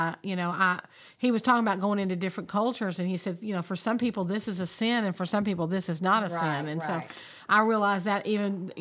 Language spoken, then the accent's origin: English; United States